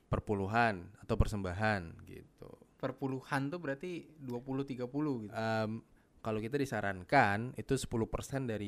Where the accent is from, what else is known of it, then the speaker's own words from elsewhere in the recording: Sumatra, Indonesia; now in Jakarta, Indonesia; di kampung halaman gua udah nggak ada keluarga gua gitu rata-rata udah pindah ke Jakarta atau ke daerah lain jadi nggak ada keharusan untuk pulang ke Sumatera sih kalau gua gitu.